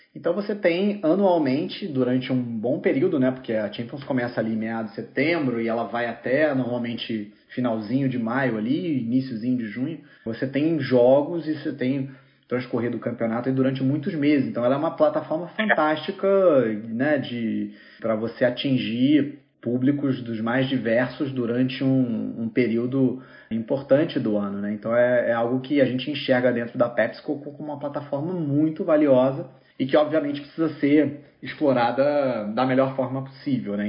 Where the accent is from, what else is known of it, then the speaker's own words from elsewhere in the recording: Rio de Janeiro, Brazil; sou carioca